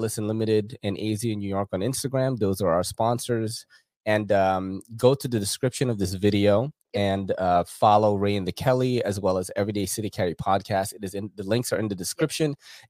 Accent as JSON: {"language": "English", "country": "Philippines", "said": "I am an island boy, actually, because I'm from the Philippines."}